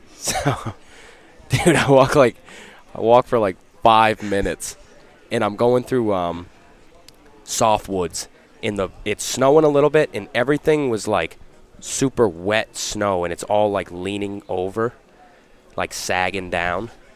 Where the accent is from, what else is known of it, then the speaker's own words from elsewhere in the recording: Laconia, New Hampshire, United States; I'm from Laconia, Central New Hampshire